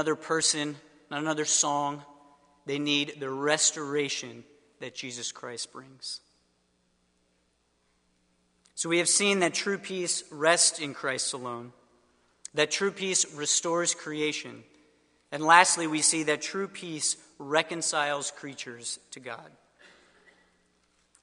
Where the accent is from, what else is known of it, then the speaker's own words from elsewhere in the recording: suburbs of Philadelphia, Pennsylvania, United States; moved away; I am from the suburbs of Philadelphia originally